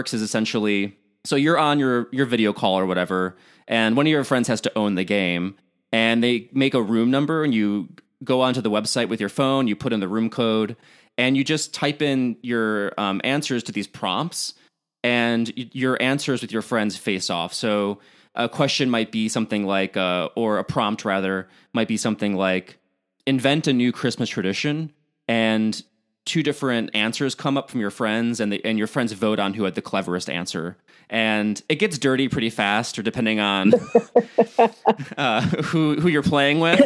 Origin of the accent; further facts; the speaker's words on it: Chicago, Illinois, United States; moved away; I'm from Chicago